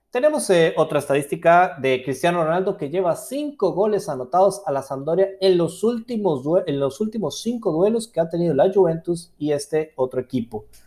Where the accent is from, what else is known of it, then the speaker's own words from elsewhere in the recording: Costa Rica; yo soy de Costa Rica